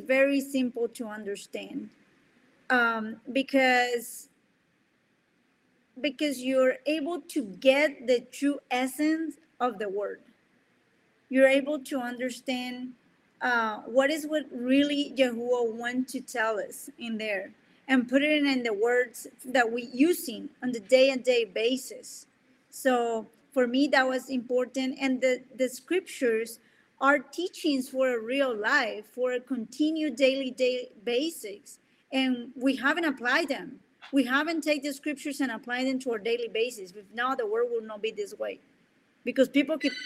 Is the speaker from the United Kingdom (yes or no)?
no; Colombia; first language Spanish; English is a second language; moved away; I'm from Colombia. My main language is Spanish, and my second language is English.